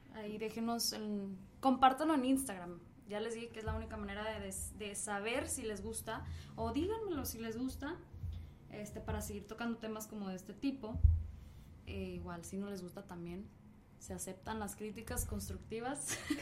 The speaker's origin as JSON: {"language": "Spanish", "country": "Mexico", "moved": "yes", "lives_now": "United States", "said": "simplemente soy de México, me vine aquí a Estados Unidos"}